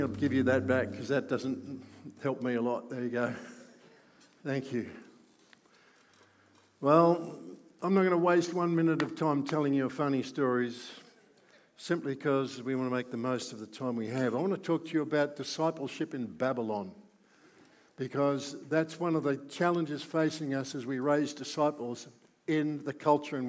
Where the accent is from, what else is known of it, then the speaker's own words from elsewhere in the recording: Melbourne, Victoria, Australia; I grew up in Melbourne. I've never lived anywhere else other than in Melbourne